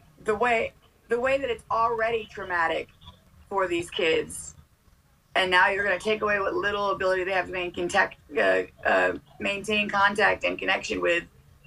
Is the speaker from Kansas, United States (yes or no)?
no; Massachusetts, United States; I'm from Massachusetts